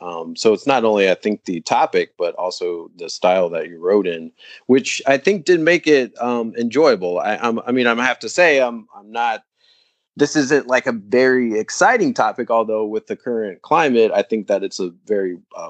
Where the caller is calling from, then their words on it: Bronx, New York, United States; I'm speaking from the Bronx, where we do have a lot of immigrants, and so I think this is kind of an issue that's close to home here.